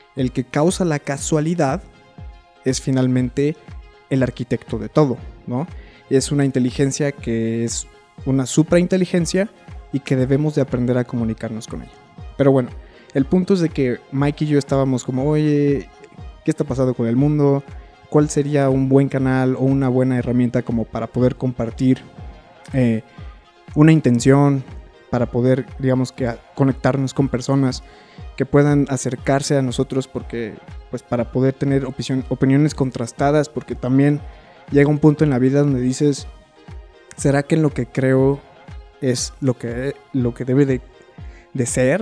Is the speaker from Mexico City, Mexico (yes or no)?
no; Querétaro, Mexico; moved away as an adult; also born or lived in China; la ciudad de Querétaro, que paréntesis es la ciudad donde yo nací.